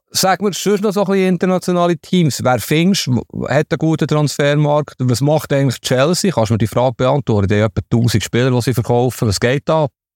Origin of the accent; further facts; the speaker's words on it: Switzerland; als Schweizer Fußballjournalist